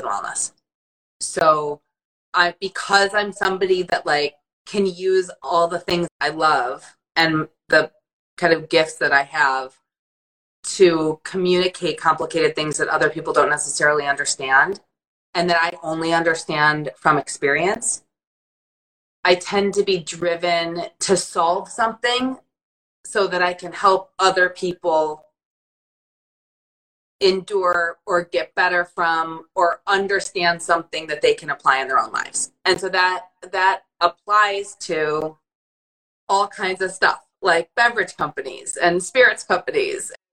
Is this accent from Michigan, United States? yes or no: yes; Detroit, Michigan, United States; moved away as an adult; also born or lived in Saratoga Springs, New York; when I grew up in Detroit and in Michigan in the 90s